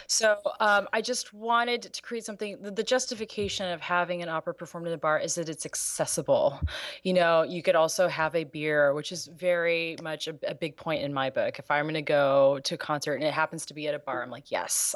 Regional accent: Los Angeles, California, United States; being from L

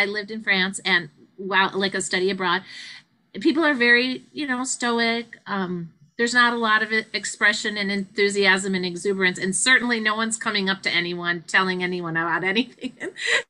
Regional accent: outside of Chicago, Illinois, United States; moved away as an adult; also born or lived in Hoffman Estates, Illinois / Los Angeles, California; now in Orange County, California, United States; I live in Orange County, California. And I grew up in Illinois, outside of Chicago in a suburb.

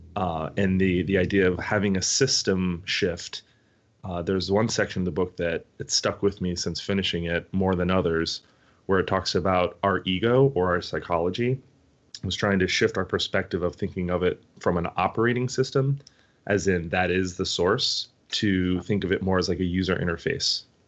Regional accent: United States; our generation growing up in the United States

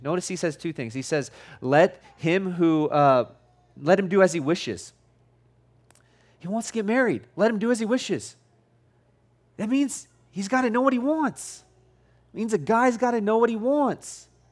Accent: United States; I'm an American

